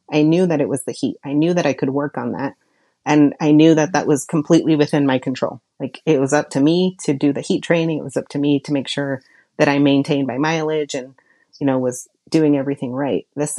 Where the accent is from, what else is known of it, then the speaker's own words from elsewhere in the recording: Oregon, United States; because I'm like so Southern Oregon that I'm basically a Californian.